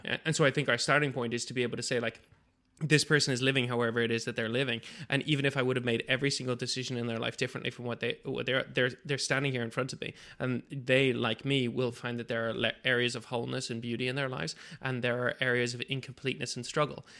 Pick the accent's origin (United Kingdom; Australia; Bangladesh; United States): Bangladesh; moved away; 'cause I grew up in Bangladesh